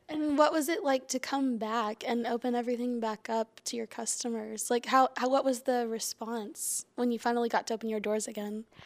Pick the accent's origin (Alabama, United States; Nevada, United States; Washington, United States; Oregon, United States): Alabama, United States; Huntsville; I come from Huntsville, so we're crazy with, you know, great local music